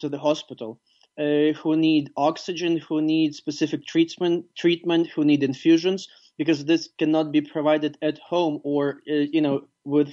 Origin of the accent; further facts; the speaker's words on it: Ivano-Frankivsk, Ivano-Frankivsk Oblast, Ukraine; my hometown, Ivano-Frankivsk